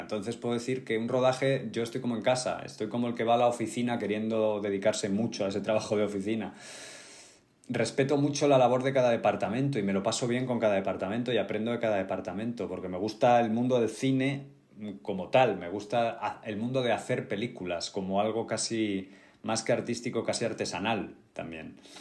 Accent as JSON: {"language": "Spanish", "town": "Getafe", "region": "Community of Madrid", "country": "Spain", "lives_now": "Madrid, Spain", "said": "yo soy de Getafe"}